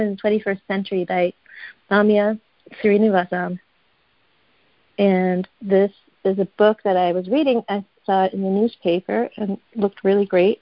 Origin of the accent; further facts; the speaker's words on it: Switzerland; moved away; I'm from Switzerland originally